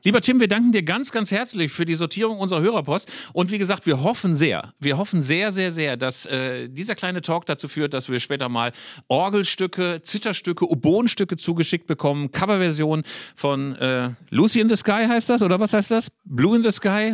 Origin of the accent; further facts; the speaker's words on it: Bielefeld, North Rhine-Westphalia, Germany; mit meiner Bielefelder Familie